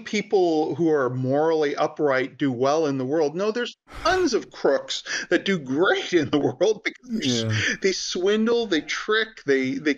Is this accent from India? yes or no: yes; India; I'm Indian